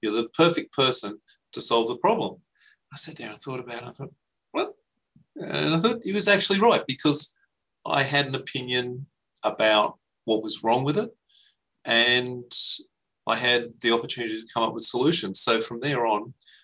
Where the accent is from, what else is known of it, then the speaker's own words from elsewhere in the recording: Frenchs Forest, New South Wales, Australia; I grew up in French's Forest